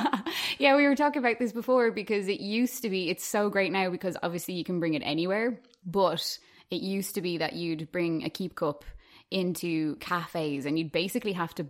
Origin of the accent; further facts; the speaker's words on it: Malahide, Leinster, Ireland; also born or lived in London; So I actually grew up in Malahide, which, to be honest, like, the Malahide accent is a very non-accent anyway.